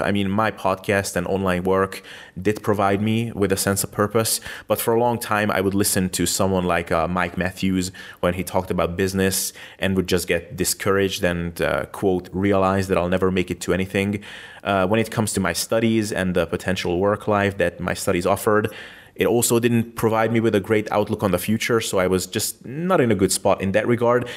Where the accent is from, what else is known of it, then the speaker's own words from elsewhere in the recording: Hungary; moved away as an adult; also born or lived in Macedonia; my home country Hungary